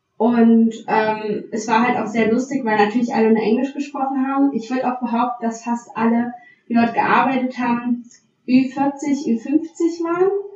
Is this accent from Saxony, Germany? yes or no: yes; Saxony, Germany; ich komme aus, äh, aus Sachsen